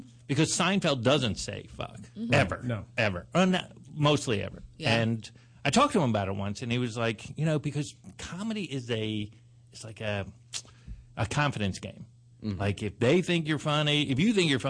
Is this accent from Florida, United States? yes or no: yes; South Florida, United States; moved away; also born or lived in New York; I'm from South Florida